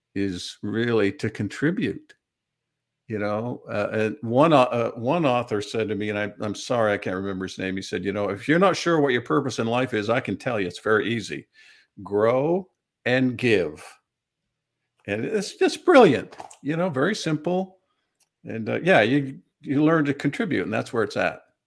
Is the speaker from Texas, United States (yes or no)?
no; Bradford, Maine, United States; now in Central Pennsylvania, United States; I was born in Maine, brought up on a dairy farm in a small community, Bradford, Maine.